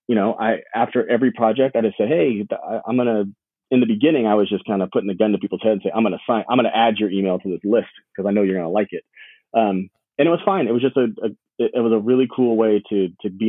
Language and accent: English; Long Beach, California, United States; I'm currently living in lovely Long Beach, California. I am from Long Beach, California